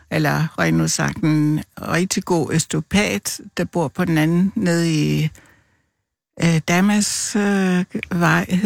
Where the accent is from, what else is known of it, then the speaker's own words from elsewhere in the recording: Central Denmark Region, Denmark; now in Copenhagen, Denmark; Øh, nej, altså jeg er født og opvokset i Vestjylland, men øh, jeg har boet her.